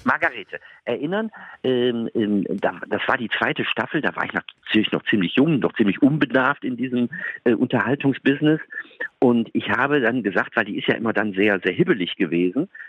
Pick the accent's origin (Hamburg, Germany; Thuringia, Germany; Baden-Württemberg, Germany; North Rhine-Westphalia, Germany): North Rhine-Westphalia, Germany; Duisburg; now in Frankfurt, Germany; Ich bin hier aus dem Rheinland, ich bin aus Duisburg